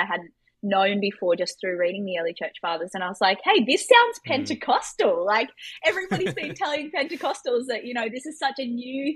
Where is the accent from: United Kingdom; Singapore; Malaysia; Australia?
Australia; I grew up in Australia with a dad who is a professor of robotic engineering.